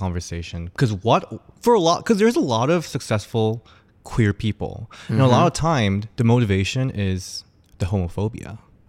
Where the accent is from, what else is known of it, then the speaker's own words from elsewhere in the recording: South Korea; moved away; I'm from Korea. I had to be very, very inside closet throughout my school days.